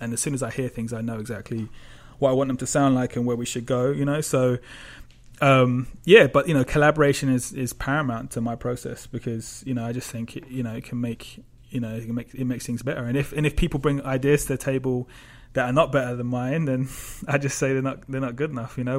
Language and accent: English; London, United Kingdom; I grew up in obviously in London